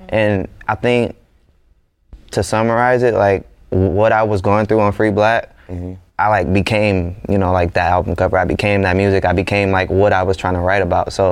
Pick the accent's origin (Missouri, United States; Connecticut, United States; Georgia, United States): Georgia, United States; Atlanta; growing up in Atlanta